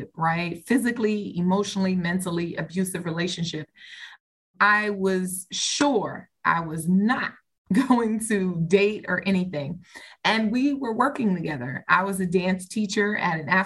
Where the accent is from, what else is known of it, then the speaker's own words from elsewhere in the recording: New York, United States; moved away as an adult; now in Maryland, United States; I am from New York by way of Maryland